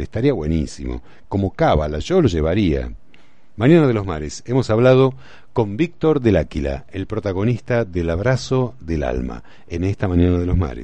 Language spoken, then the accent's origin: Spanish; Argentina; con lo cabuleros que somos los argentinos y los futboleros